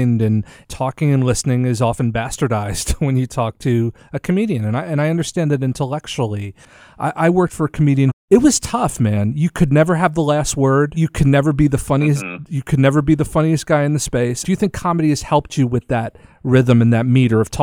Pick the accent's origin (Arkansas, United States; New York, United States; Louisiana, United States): New York, United States; New York City; I was born in Queens.